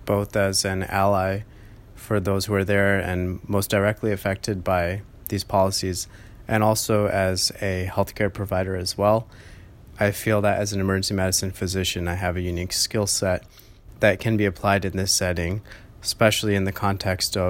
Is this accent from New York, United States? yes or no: no; Boston, Massachusetts, United States; moved away as an adult; also born or lived in Los Angeles, California; I grew up around Boston